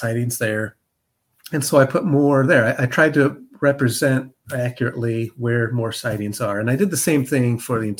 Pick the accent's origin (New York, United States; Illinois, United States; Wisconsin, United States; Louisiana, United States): Illinois, United States; moved away as an adult; now in Cincinnati, United States; I grew up in Illinois, but I've been in Ohio longer than I've been in Illinois. So I've been in Ohio for over 30 years now.